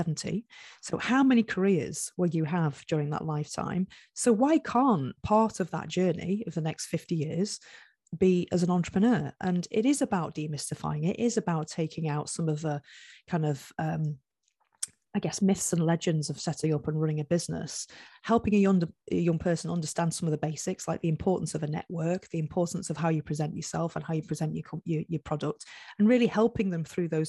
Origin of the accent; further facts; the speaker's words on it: Cheshire, North West England, United Kingdom; moved away; I was brought up in Cheshire